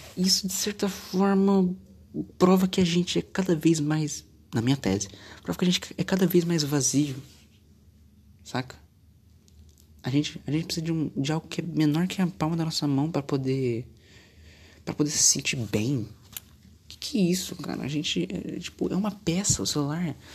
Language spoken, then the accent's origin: Portuguese; Brazil; eu nasci no Brasil